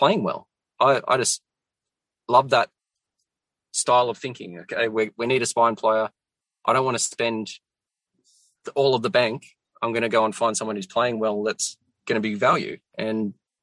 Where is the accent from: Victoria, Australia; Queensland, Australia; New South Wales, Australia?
New South Wales, Australia; Central Coast; Yeah, so I grew up on the Central Coast